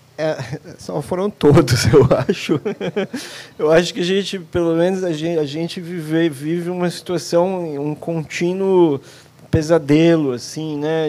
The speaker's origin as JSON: {"language": "Portuguese", "region": "São Paulo", "country": "Brazil", "said": "Eu sou de São Paulo"}